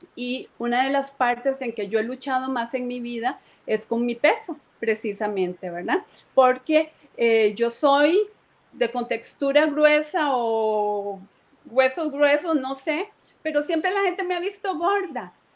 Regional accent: Moravia, San José, Costa Rica; aquí en Moravia, yo soy de Moravia

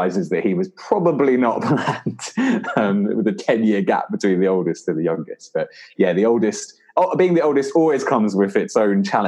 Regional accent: London, United Kingdom; also born or lived in Guildford; So I'm from Lewisham

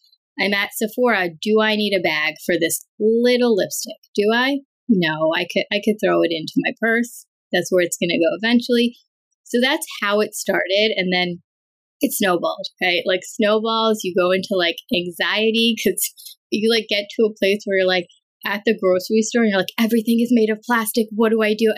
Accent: New York, United States; also born or lived in Chicago; I was raised in New York

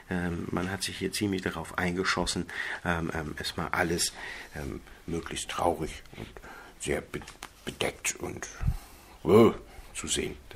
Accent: Geesthacht, Schleswig-Holstein, Germany; born there; ich bin 1975 in Geestach bei Hamburg geboren.

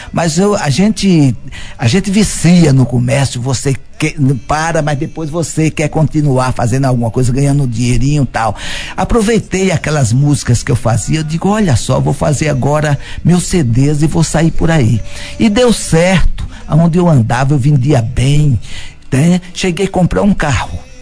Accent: Paratinga, Bahia, Brazil; now in Bom Jesus da Lapa, Brazil; sou de Paratinga, sabe? E vim pra aqui

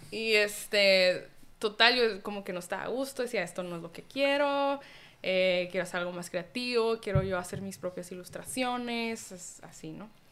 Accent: Tijuana, Baja California, Mexico; soy mexicana, nací aquí en Tijuana

